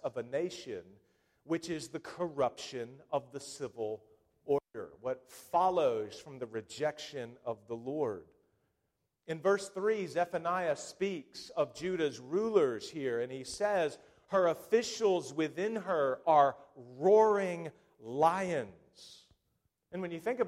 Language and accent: English; United States; as an American people